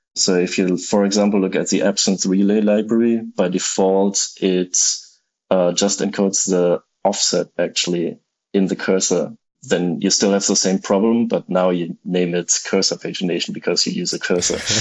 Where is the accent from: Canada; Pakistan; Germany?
Germany; now in Tokyo, Japan; I'm originally from Germany, but at the moment I live in Tokyo